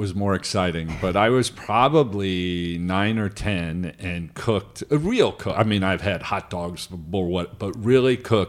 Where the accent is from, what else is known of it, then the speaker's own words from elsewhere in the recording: Cincinnati, Ohio, United States; So I grew up in Cincinnati, Ohio.